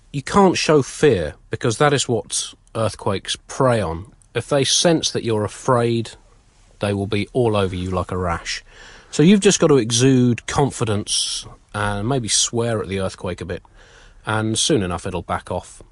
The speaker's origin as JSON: {"language": "English", "country": "United Kingdom", "said": "we're British."}